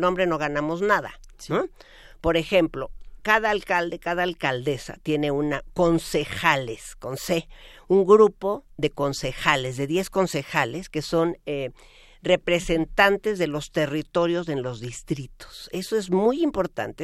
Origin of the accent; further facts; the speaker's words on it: Mexico City, Mexico; esta ciudad que pues cuando yo fui niña corríamos por las calles y jugábamos